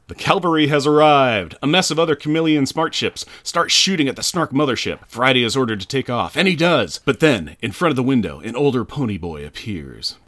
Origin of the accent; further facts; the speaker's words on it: United States; I'm an American